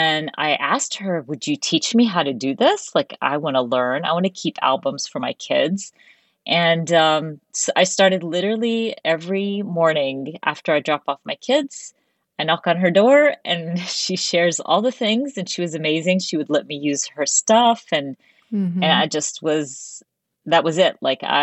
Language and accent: English; United States; also born or lived in Dubai; So today I'm always, the first thing I say, I'm Arab American, and I'm very mm-hmm. proud of it.